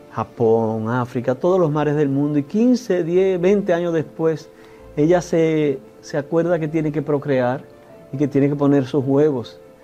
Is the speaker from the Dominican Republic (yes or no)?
yes; Dominican Republic; nosotros como dominicanos y dominicanas